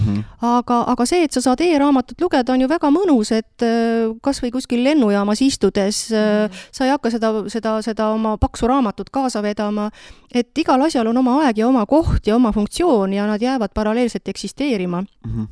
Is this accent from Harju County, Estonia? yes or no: no; Haljala, Lääne-Viru County, Estonia; now in Vedu, Estonia; meie kodukandist, ma olen sealt Virumaalt pärit, et Haljalast